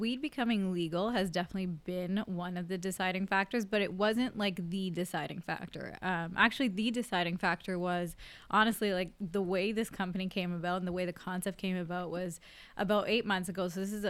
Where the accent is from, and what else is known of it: Brampton, Ontario, Canada; born or raised there; now in Toronto, Canada